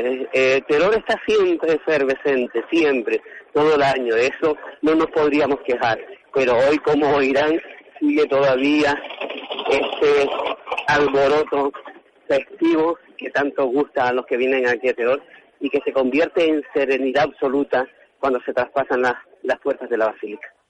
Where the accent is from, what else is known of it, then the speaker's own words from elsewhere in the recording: Teror, Canary Islands, Spain; nacida en mi barrio natal del Palmar de Teor